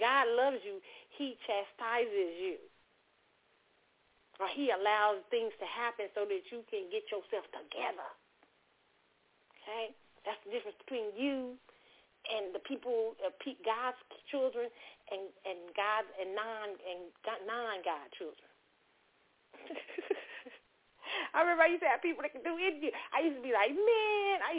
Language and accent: English; Kansas City, Missouri, United States; I grew up in Kansas City, Missouri